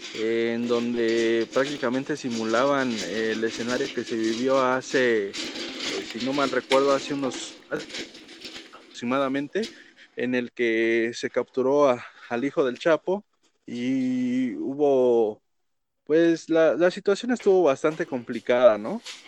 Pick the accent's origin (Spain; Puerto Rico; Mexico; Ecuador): Mexico; nosotros como mexicanos